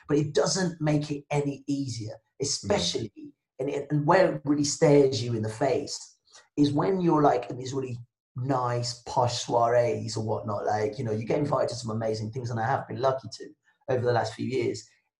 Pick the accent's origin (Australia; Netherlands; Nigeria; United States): Nigeria; first language Yoruba and English; I was born speaking both Yoruba and English, like that was my mother tongue. But I also speak English really well because, in Nigeria, because my parents are relatively middle class Nigerians